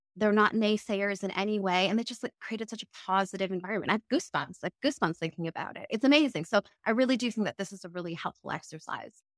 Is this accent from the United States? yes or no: no; Canada; moved away as an adult; also born or lived in London, United Kingdom / Cambridge, United Kingdom; now in United Kingdom; I'm originally from Canada, but I actually live in the U K